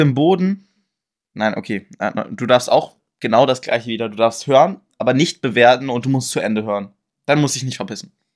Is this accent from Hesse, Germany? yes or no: no; Braunschweig, Lower Saxony, Germany; born or raised there